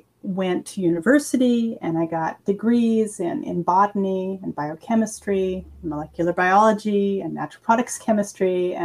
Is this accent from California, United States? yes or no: yes; California, United States; also born or lived in Idaho / Texas / Georgia / Mississippi; now in Graz, Austria; I'm originally from the United States. I was born in California, but lived in many places, including Idaho, Texas, Georgia, and Mississippi, before I moved to Austria in 2004, so almost 17 years ago.